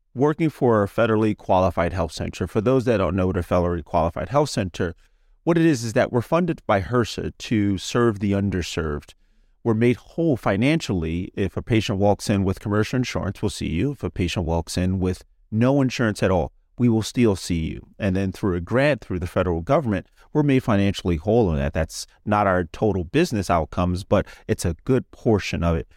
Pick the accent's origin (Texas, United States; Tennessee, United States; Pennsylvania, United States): Pennsylvania, United States; Philadelphia; I'm from Philadelphia, Pennsylvania.